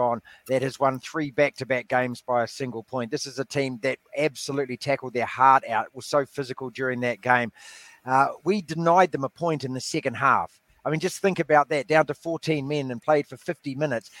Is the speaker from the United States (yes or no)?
no; New Zealand; I'm absolutely gutted as a New Zealander, as an All Black fan. You know, you grow up and this is our national team